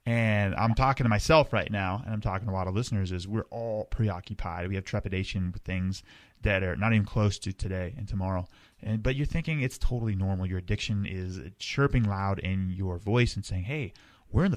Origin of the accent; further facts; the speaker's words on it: Colorado, United States; now in Montana, United States; I'm in Montana. I'm from Colorado